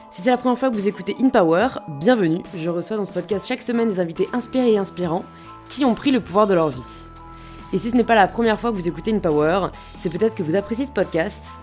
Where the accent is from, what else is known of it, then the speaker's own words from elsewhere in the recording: Le Havre, Normandy, France; T'as vécu où juste en grandissant J'étais au Havre.